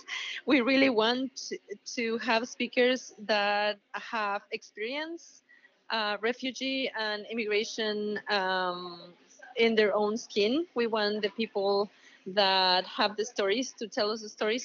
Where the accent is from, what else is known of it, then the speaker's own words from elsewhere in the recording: Mexico City, Mexico; moved away as an adult; now in Seattle, United States; I am also an immigrant. I am originally from Mexico City and been living in this country for 16 years